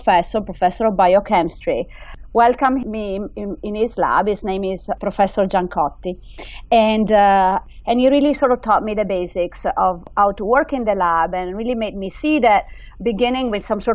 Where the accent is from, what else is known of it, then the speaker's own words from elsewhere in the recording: Italy; English is a second language; moved away as an adult; also born or lived in United Kingdom; now in United States; I grew up in Italy